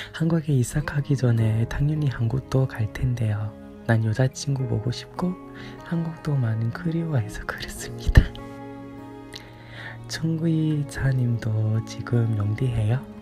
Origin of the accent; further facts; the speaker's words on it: United Kingdom; Korean is a second language; 저는 영국인이라서 영국에 살고